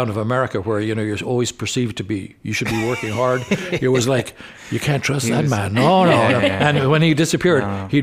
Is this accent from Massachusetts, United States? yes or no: no; New York, United States; coming over from a civilization when rushing was a way of life, you know, where we were supposed to dart it through the streets of New York